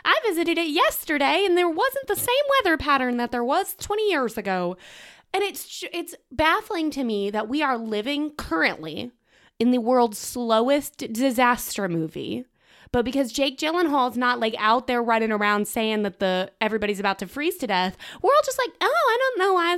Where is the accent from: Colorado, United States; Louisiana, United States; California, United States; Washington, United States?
Colorado, United States; I am from Colorado, and we have a lot of sweeping vistas